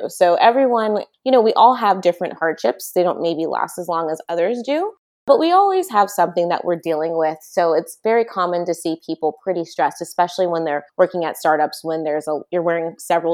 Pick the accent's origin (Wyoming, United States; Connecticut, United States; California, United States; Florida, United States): California, United States; San Luis Obispo; moved away as an adult; now in Bay Area, United States; I'm originally from San Luis Obispo